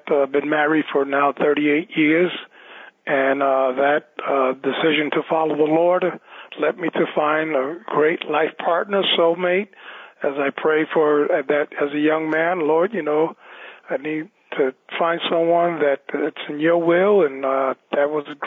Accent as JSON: {"language": "English", "town": "New York City", "region": "New York", "country": "United States", "tie": "born or raised there", "said": "I was born and raised in New York City on the Lower East Side"}